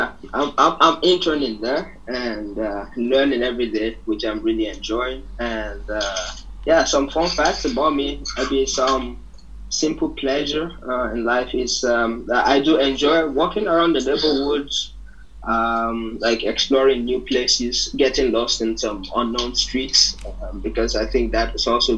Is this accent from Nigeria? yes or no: yes; Nigeria; also born or lived in Germany / Netherlands / France; now in Barcelona, Spain; I was born and raised in Nigeria